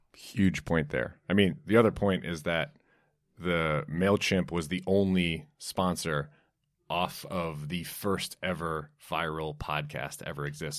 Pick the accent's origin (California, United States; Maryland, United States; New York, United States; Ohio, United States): New York, United States; New York City; I grew up in Brooklyn, New York, and love country music